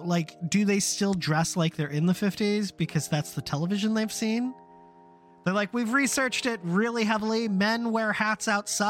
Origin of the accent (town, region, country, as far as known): United States; also born or lived in Germany